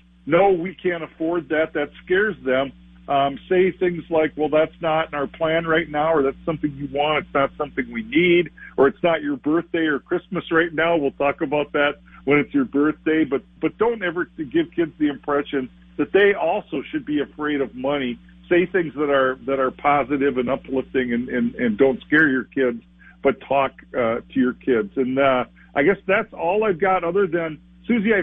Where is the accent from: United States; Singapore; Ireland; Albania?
United States; Olivia, Minnesota; I'm from Olivia, Minnesota, in Renville County.